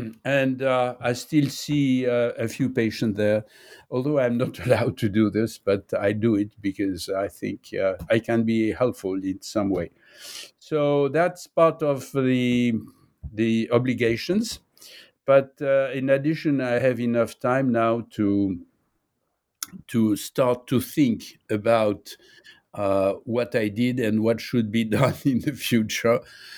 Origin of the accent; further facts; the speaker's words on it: Nice, Provence-Alpes-Côte d'Azur, France; born there; English is a second language; now in Paris, France; I was born in Nice. I'm living in Paris.